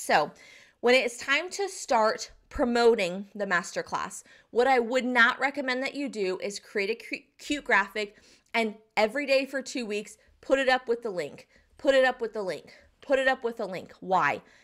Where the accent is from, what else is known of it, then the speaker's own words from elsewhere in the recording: Southeastern North Carolina, United States; I'm from the South. I'm from Southeastern North Carolina and I live in the Bible Belt here